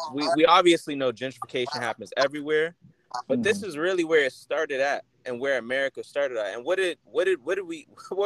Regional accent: Boston, Massachusetts, United States; where I grew up in Roxbury

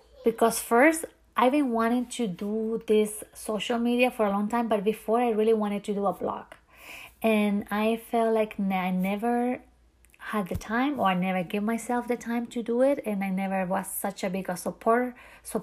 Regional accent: Chile; English is a second language; moved away as an adult; now in Key West, United States; I originally from another country, which is Chile, a country that I love so, so very much. And my first language is not English

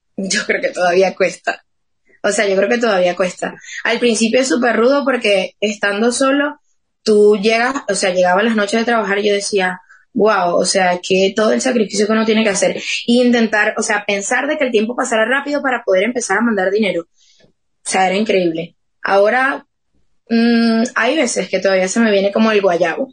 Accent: Motatán, Trujillo, Venezuela; moved away as an adult; now in Madrid, Spain; Yo vengo de Motatán y Motatán es, somos súper poquitos habitantes

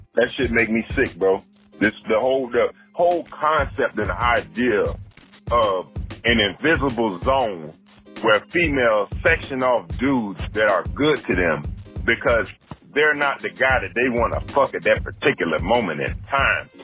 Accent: United States; I'm black American

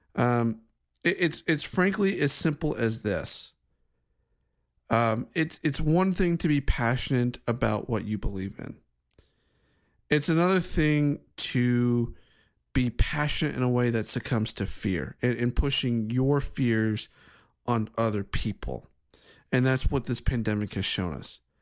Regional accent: Ohio, United States; my home state of Ohio

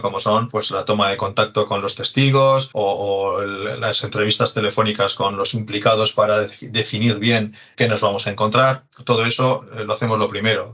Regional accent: Santurtzi, Basque Country, Spain; yo eh, soy de Santurchi, es, un, es pueblecito que está al lado de, Bilbao

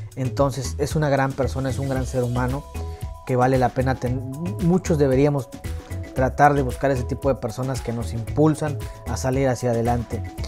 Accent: Hidalgo, Mexico; now in United States; yo soy orgullosamente mexicano, yo nací el 13 de junio de 1995 y yo vengo de un pueblito de provincia, orgullosamente del estado de Hidalgo

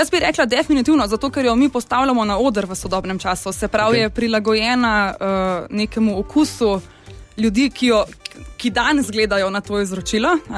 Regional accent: Ljubljana, Slovenia; jaz sem iz Ljubljana

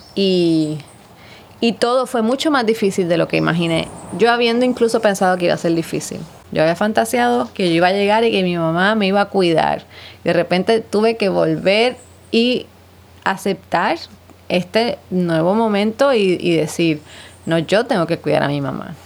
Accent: San Juan, Puerto Rico; also born or lived in Ann Arbor, Michigan / Mexico; now in Ponce, Puerto Rico; yo me fui de San Juan, yo me vine al sur y eso ha cambiado también mi perspectiva de todo lo que tenía que ver con ser puertorriqueña

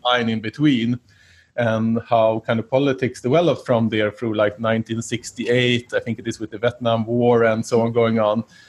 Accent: Sweden; growing up in Sweden during the 80s

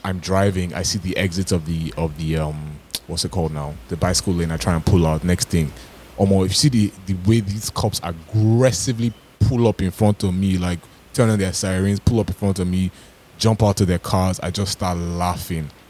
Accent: Toronto, Ontario, Canada

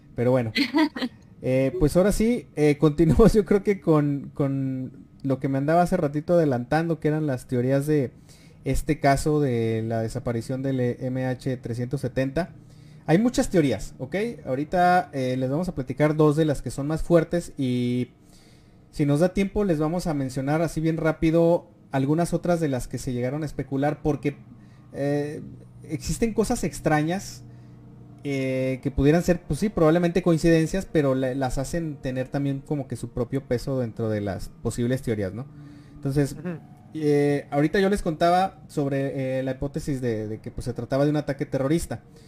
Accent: Durango, Mexico; Nosotros somos de, somos de Durango

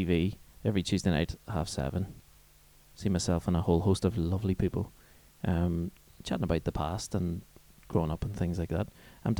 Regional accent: Lurgan, Northern Ireland, United Kingdom; So I'm from Lurgan, right, in Northern Ireland or Ireland, whatever way you want to call it

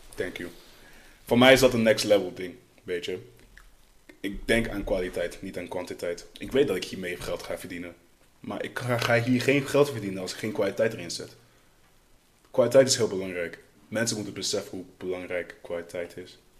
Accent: Netherlands; Opgegroeid in Nederland

